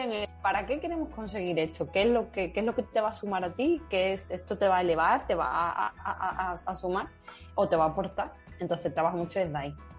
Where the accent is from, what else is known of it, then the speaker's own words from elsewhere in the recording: Seville, Andalusia, Spain; also born or lived in Madrid; yo soy sevillana